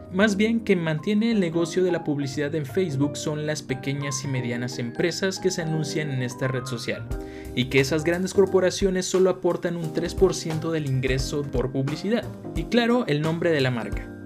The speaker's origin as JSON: {"language": "Spanish", "country": "Mexico", "said": "como mexicanos"}